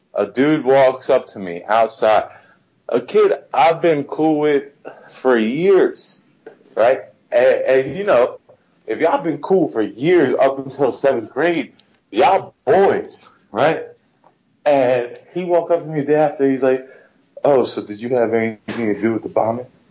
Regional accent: United States; also born or lived in New Jersey; I'm a Pakistani dude that grew up in America, and I'm very American

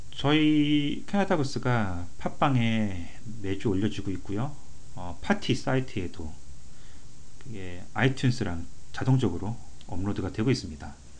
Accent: South Korea; now in Canada; 한국 사람으로서

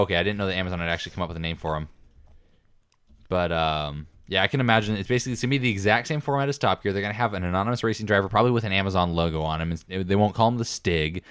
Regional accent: United States; being an American

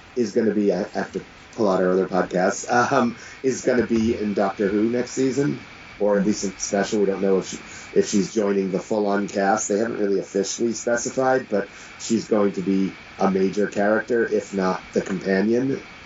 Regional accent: United States; as an American

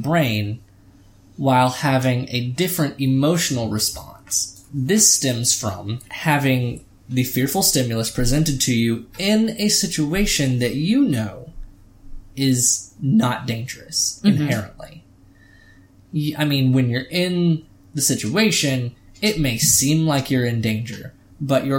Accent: United States; we are American

